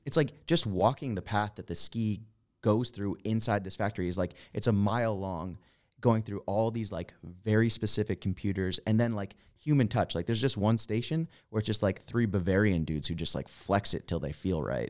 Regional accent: East Coast, United States; I'm from the East Coast

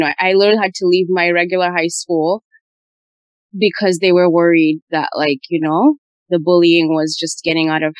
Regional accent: Uganda; I grew up in Uganda.

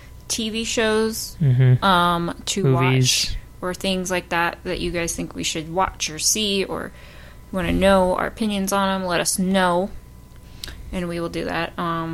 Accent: California, United States; because I'm from California

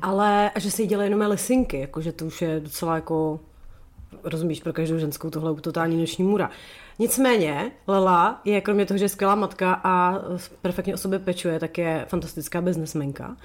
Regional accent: Sokolov, Karlovy Vary Region, Czechia; To je moje rodiště.

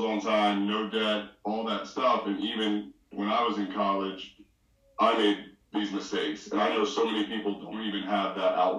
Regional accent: Philadelphia, Pennsylvania, United States; I grew up in Philly. My dad is from Haiti. My mom is from Barbados

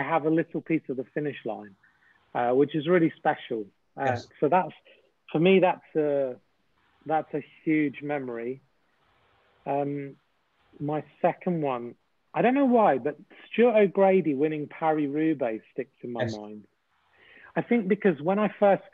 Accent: United Kingdom; also born or lived in Winchester; as a British person

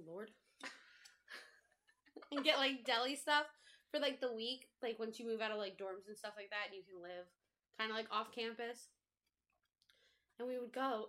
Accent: Connecticut, United States; I'm from Connecticut

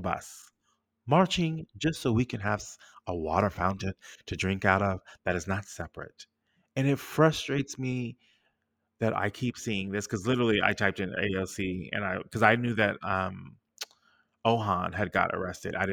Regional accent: United States; as an American

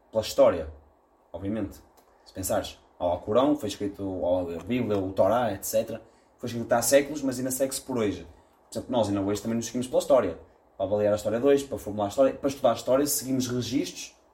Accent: Viana do Castelo, Portugal; Já para dizer que eu sou de Viana. Eu sou de Viana.

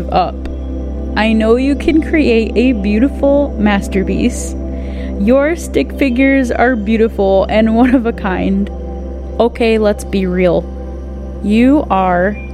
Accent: United States; I'm American, but my family is originally from Quebec.

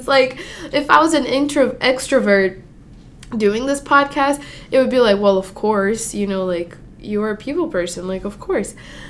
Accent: Mozambique; also born or lived in Brazil; Yeah, I'm from Mozambique or Brazil. It really depends. I never have one straight answer. But anyway, I'm from there.

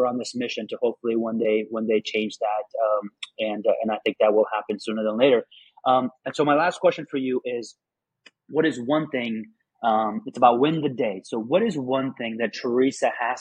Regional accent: Afghanistan; moved away; I'm originally from Afghanistan.

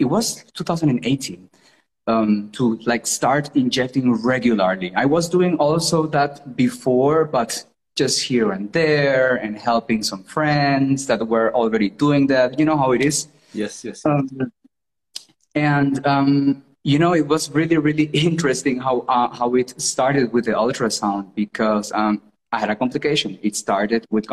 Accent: Colombia; English is a second language; moved away as an adult; now in Germany; my hometown. I'm from Colombia.

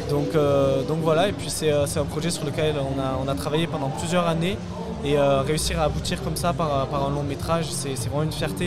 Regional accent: Toulouse, Occitania, France; on est de Toulouse

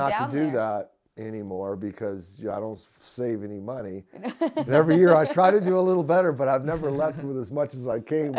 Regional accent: Muskegon, Michigan, United States; also born or lived in Florida / Georgia; now in Hendersonville, United States; I'm from Muskegon, Michigan originally. But you know, I left home in 89.

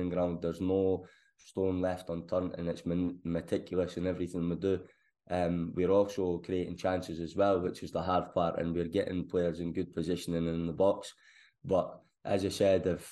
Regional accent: Scotland, United Kingdom; now in England; as a Scotsman down here

